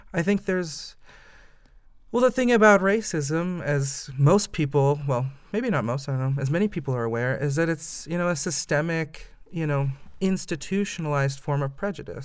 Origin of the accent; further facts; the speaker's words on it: Fort Wayne, Indiana, United States; also born or lived in Massachusetts; now in Indianapolis, United States; I am originally from Indiana, a Hoosier, born and bred. Um, I grew up in Fort Wayne